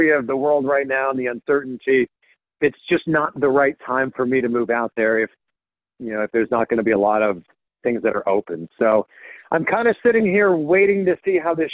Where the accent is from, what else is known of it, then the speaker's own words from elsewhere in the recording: Pickering, Ontario, Canada; moved away as an adult; also born or lived in Cleveland, Ohio / Miami; now in Ohio, United States; So I'm a Canadian, born and raised, like I said, just outside of Toronto. I'm from a town called Pickering, Ontario